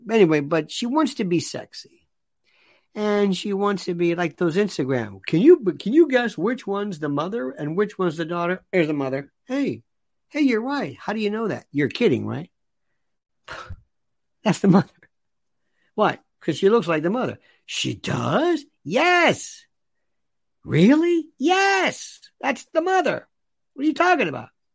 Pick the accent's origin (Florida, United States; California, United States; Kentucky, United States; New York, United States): Florida, United States; growing up in Florida